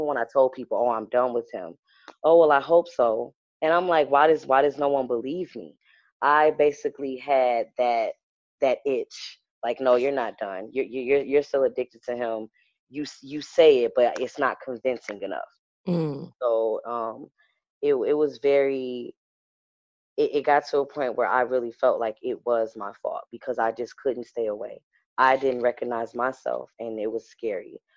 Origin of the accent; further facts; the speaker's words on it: Detroit, Michigan, United States; moved away as an adult; now in Philadelphia, United States; I'm from Detroit, Michigan.